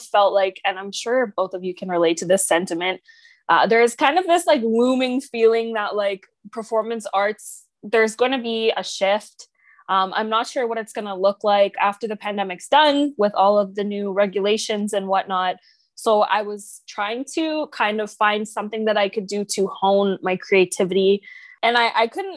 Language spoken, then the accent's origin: English; Oakville, Ontario, Canada; I'm from Oakville, Ontario